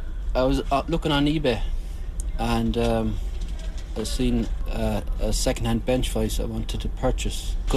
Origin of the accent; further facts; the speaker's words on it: Galway, Connacht, Ireland; I'm from Galway